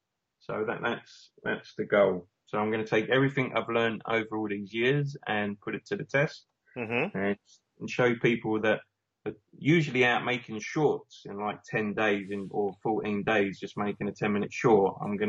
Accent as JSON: {"language": "English", "town": "Romford", "region": "London", "country": "United Kingdom", "tie": "born or raised there", "said": "my hometown, Romford"}